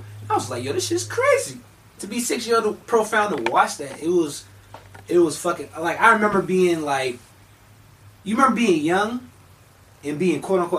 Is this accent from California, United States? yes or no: yes; California, United States; now in Bluffton, United States; growing up in California